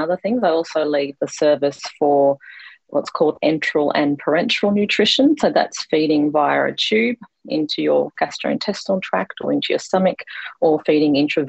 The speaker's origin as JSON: {"language": "English", "region": "Queensland", "country": "Australia", "tie": "born or raised there", "also_born_or_lived": "Victoria", "said": "So I grew up in Victoria, but moved to Queensland when I was quite young. So I've grown up mostly in Queensland."}